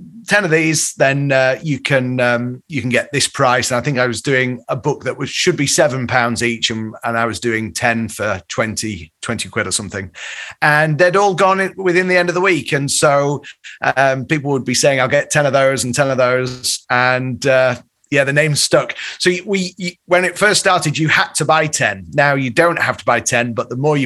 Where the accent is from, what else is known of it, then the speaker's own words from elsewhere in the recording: Leeds, Yorkshire and the Humber, United Kingdom; now in Chicago, United States; I grew up in Leeds